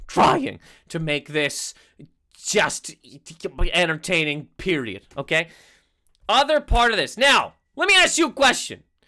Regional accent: Canada; I'm Canadian

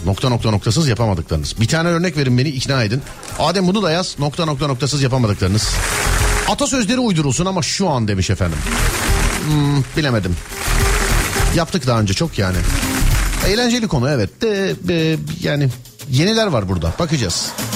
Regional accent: Istanbul, Turkey; ben bir İstanbulluyum

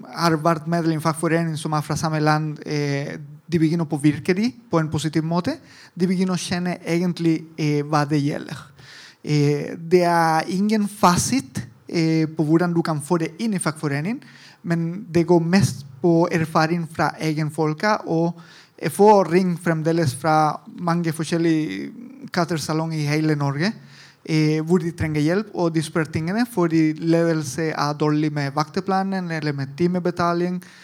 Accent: Italy; Norwegian is a second language; moved away as an adult; also born or lived in Argentina / Chile; now in Norway; Jeg er italiensk, men jeg bodde også litt i Latin-Amerika, Argentina, Chile, og alle veier.

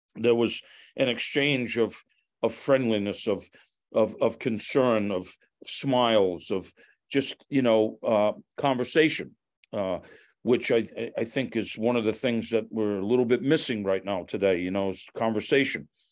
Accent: Fall River, Massachusetts, United States; growing up in Fall River, uh, in a very predominant Portuguese community

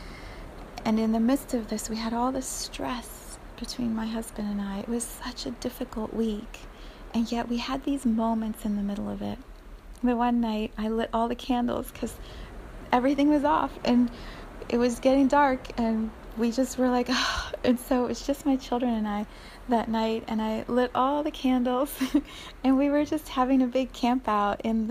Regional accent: United States; as an American community

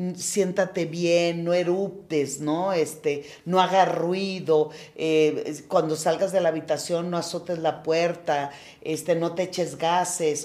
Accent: Culiacán, Sinaloa, Mexico; Yo soy de Culiacán, bien culichi, en un seno de una familia de ocho mujeres y un hombre

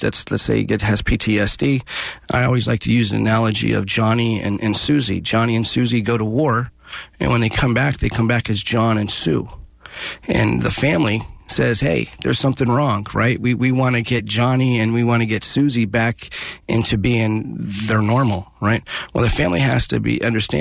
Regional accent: Antioch, California, United States; I grew up out here. I was born and raised in Pittsburgh in Antioch

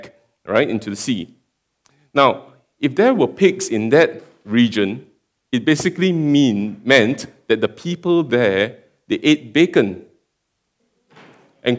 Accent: Singapore; moved away as an adult; now in Perth, Australia; I come from Singapore, and I've been just in Perth for about 1.5 years

